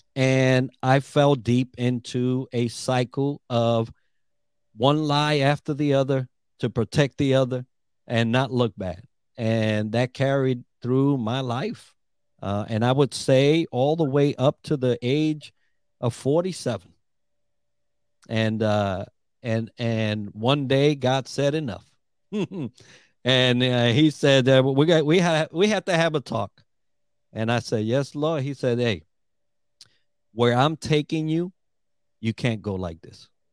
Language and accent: English; New York, United States; moved away as an adult; also born or lived in Puerto Rico; now in Orlando, United States; I'm Puerto Rican, from the island, and grew up in New York